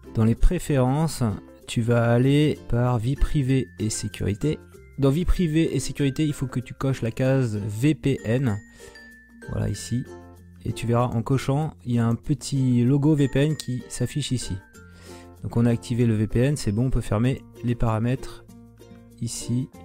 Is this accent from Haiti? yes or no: no; France; nous français